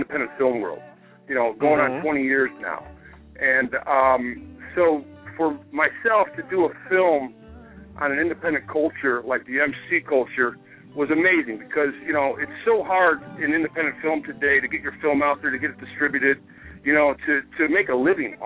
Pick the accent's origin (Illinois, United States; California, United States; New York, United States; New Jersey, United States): Illinois, United States; Chicago; We're both from Chicago